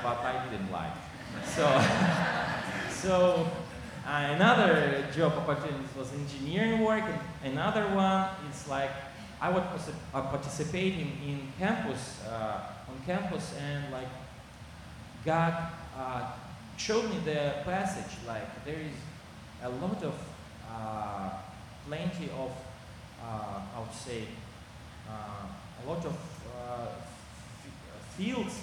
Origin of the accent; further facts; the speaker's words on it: South Kazakhstan, Kazakhstan; English is a second language; moved away as an adult; also born or lived in St. Petersburg, Russia; now in Russia; Originally I came from there, from South Kazakhstan or Texas, and I moved to St. Petersburg for my study in university